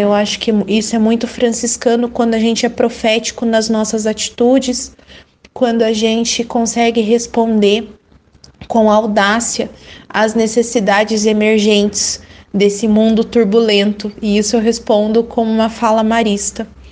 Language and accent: Portuguese; Paraná, Brazil; sou do Paraná